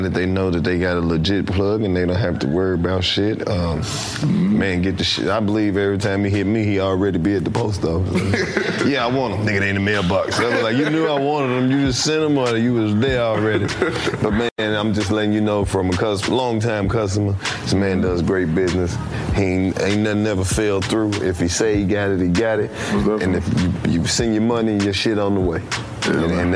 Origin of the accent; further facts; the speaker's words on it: Mississippi, United States; I'm from Mississippi